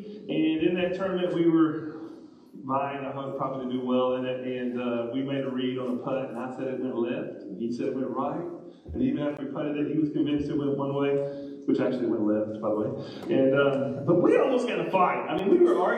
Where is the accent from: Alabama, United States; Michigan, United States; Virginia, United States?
Alabama, United States; Northwest; moved away as an adult; now in Kentucky, United States; I grew up in Northwest Alabama